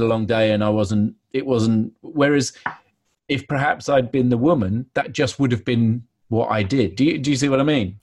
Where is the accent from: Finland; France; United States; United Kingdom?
United Kingdom; London; I was brought up in Soho